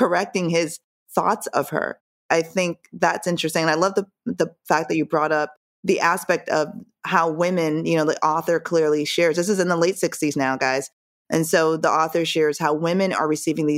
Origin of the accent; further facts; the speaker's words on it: Jamaica; moved away; I'm from Jamaica, so my cultural upbringing was completely different